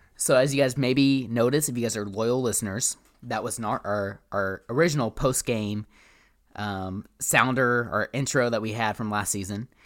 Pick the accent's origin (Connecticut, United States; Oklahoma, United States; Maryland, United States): Oklahoma, United States; Tulsa; my hometown of Tulsa.